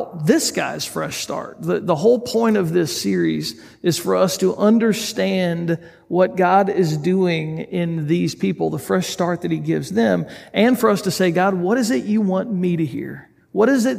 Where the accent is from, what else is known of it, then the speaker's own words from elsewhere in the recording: United States; us as an American group of people